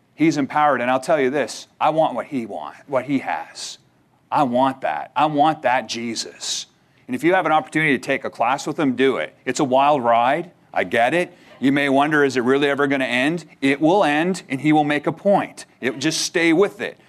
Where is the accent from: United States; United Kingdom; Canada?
Canada; moved away; as a Canadian, where I'm originally from